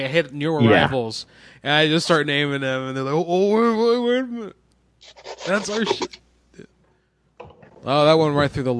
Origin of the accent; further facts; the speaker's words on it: Florida, United States; I was born in Florida